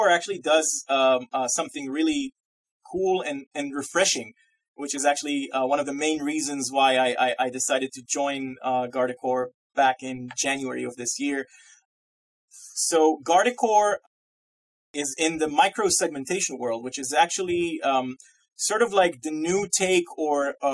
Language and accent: English; Massachusetts, United States; And I am from Massachusetts, right outside of Boston. So here in New England, it's just called winter.